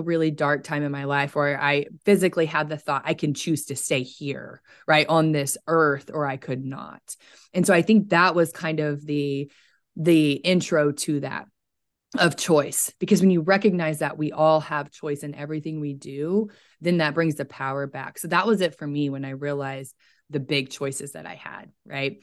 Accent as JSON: {"language": "English", "region": "Oklahoma", "country": "United States", "said": "I'm from Oklahoma, so I'm in central United States"}